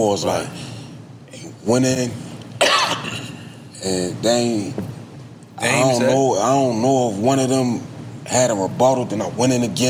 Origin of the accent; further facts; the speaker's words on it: Philadelphia, Pennsylvania, United States; I'm from South Philly.